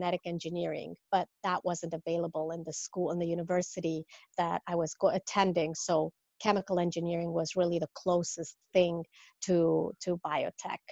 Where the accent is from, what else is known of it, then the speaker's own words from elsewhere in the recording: Mexico City, Mexico; moved away as an adult; now in Rhode Island, United States; I'm from Mexico originally, and that's where I was born, raised, Mexico City